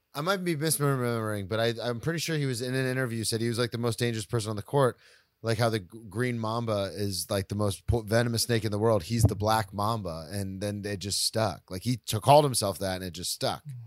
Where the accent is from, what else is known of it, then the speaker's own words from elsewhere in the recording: Florida, United States; moved away; I'm from Florida, so I'm a Tampa Bay Lightning fan